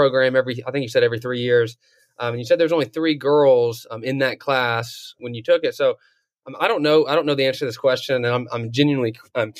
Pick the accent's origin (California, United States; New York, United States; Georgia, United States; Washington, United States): Georgia, United States; North; also born or lived in Eastern Kentucky; I grew up in North Georgia, so very rural.